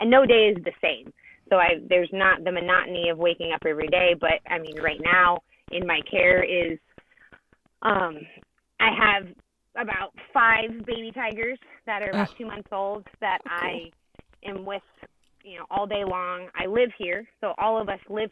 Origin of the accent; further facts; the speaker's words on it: Arizona, United States; now in South Carolina, United States; I was born and raised in Arizona